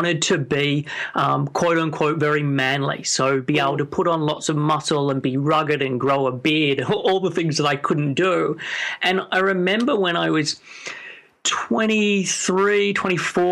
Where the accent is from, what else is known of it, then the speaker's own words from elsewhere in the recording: Sydney, New South Wales, Australia; moved away as an adult; now in London, United Kingdom; I'm originally from Sydney, and I moved over to the UK when I was in 21.